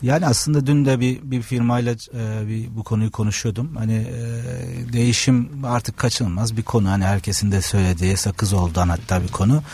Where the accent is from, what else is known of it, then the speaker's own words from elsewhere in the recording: Trabzon, Turkey; moved away as an adult; now in Istanbul, Turkey; Trabzon doğumluyum. Trabzon'da lise sona kadar Trabzon Anadolu Lisesi'nde okuduktan sonra İstanbul'a e, üniversite sebebiyle geldim.